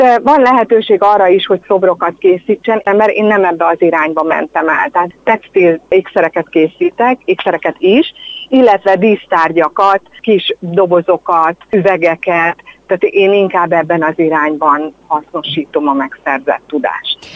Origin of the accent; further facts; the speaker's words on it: Érd, Pest, Hungary; én ugye érdi vagyok